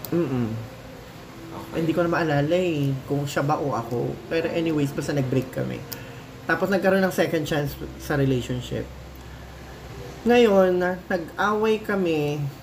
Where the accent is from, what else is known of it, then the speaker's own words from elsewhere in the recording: Manila, Metro Manila, Philippines; taga Manila ako. Paco